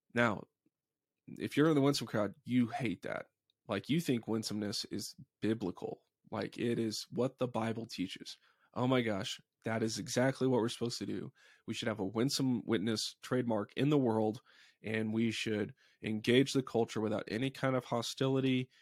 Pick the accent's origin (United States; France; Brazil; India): United States; Dallas, Texas; I grew up in Dallas